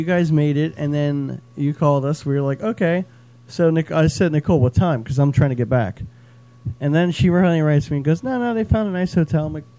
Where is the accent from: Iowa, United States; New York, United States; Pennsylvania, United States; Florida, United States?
Florida, United States; I grew up in Florida.